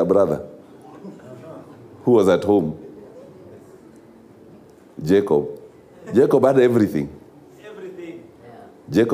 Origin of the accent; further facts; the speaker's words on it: Kenya; a country such as ours of Kenya